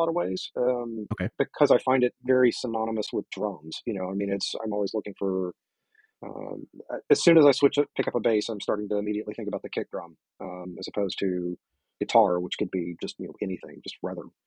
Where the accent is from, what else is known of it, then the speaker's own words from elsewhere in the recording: the South, United States; I grew up in the South, so it's country is sort of in my veins